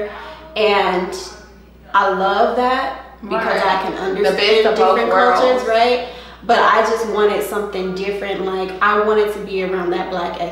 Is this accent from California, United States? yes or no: yes; Stockton, California, United States; now in Atlanta, United States; I'm from Stockton, California, but Atlanta is home though